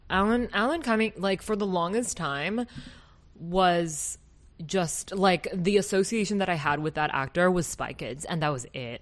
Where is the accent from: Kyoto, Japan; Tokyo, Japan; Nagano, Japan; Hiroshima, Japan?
Kyoto, Japan; accent: Kansai; moved away; I'm originally from Kyoto, um, and it's a prefecture very close to Osaka, but that whole region is called Kansai region. And our region has a specific Kansai dialect